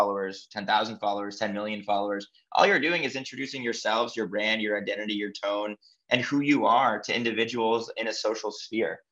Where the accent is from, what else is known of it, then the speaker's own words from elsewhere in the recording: Massachusetts, United States; moved away as an adult; also born or lived in Chicago / New York / Los Angeles / Miami; I grew up in Massachusetts, and then at the age of 18, I moved to Chicago for school.